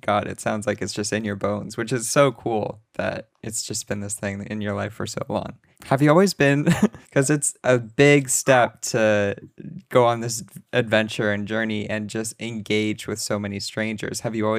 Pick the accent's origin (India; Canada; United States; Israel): Canada; you know, as a Canadian.